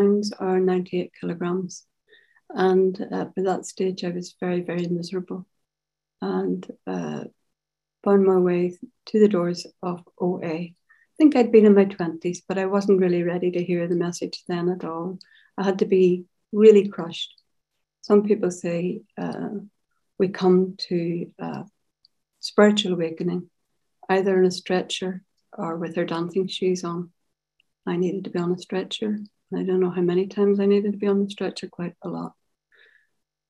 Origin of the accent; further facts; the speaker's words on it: Carrickfergus, Northern Ireland, United Kingdom; I grew up in Carrickfergus, which is 10 miles outside Belfast on the shores of Belfast Lough